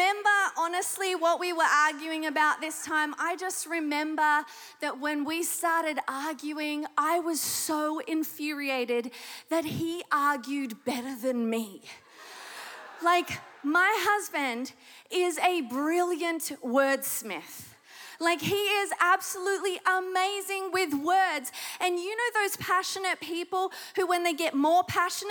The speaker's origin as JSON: {"language": "English", "country": "Australia", "accent": "Australian", "moved": "yes", "said": "The accent should give it away if you don't know it already. I am Australian. And so in Sydney, Australia, I gave my heart to Jesus."}